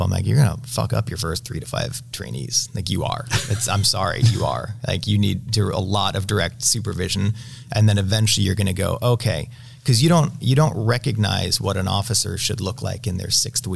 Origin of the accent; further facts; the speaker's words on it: Utah, United States; I'm from Utah